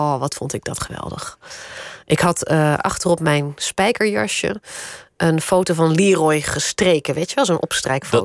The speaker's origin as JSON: {"language": "Dutch", "region": "Randstad", "country": "Netherlands", "tie": "born or raised there", "also_born_or_lived": "Groningen", "said": "Het was overigens niet in Groningen hoor, daar ben ik al geboren, maar dat, daar heb ik maar een paar jaar gewoond. Dus dat was eh, later in het leven in, het, in de Randstad."}